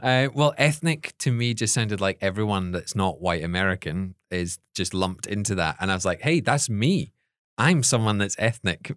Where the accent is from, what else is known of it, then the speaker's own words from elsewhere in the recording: Scotland, United Kingdom; now in United States; the only Scottish people there